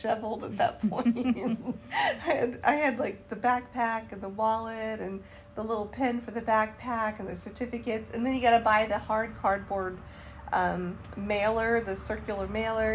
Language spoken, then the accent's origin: English; Charlotte, North Carolina, United States; I said, North Carolina. And he said, Charlotte? And I said, yes.